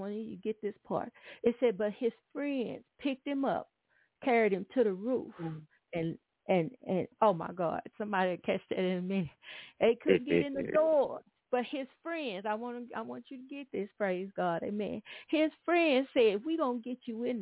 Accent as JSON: {"language": "English", "town": "Atlanta", "region": "Texas", "country": "United States", "tie": "born or raised there", "moved": "yes", "lives_now": "Houston, United States", "said": "I was coming up and revival came to our little town in Atlanta, Texas"}